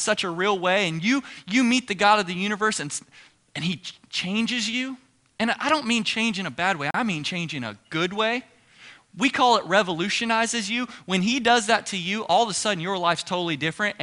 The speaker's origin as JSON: {"language": "English", "region": "Ohio", "country": "United States", "moved": "as an adult", "lives_now": "Texas, United States", "said": "I'm from Ohio"}